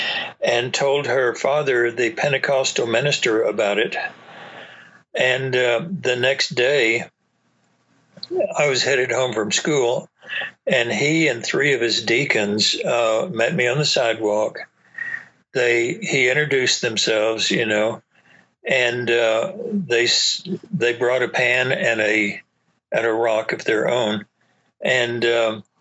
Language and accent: English; East Texas, United States; moved away as an adult; also born or lived in Augsburg, Germany; I was raised in East Texas.